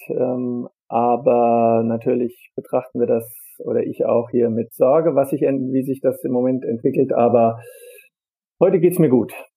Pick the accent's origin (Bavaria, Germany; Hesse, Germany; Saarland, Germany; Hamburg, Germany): Hesse, Germany; Darmstadt; Ich komme so. ja aus Darmstadt, bin auch in Darmstadt geboren, also ja. äh, ein echter Heiner, wie wir in Darmstadt sagen.